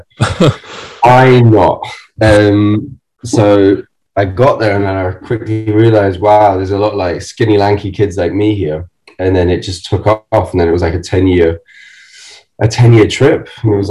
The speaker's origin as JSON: {"language": "English", "country": "Germany", "tie": "born or raised there", "moved": "yes", "said": "I grew up in Germany"}